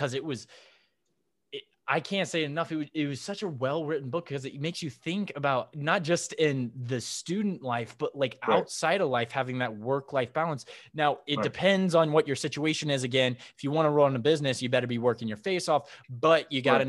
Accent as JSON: {"language": "English", "region": "Indiana", "country": "United States", "moved": "yes", "lives_now": "California, United States", "said": "I'm from Indiana"}